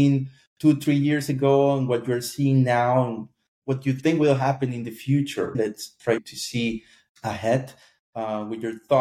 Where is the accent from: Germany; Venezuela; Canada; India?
Venezuela; moved away as an adult; now in Spain; I'm not originally from here. I'm from Venezuela originally. So I moved here around 3 years ago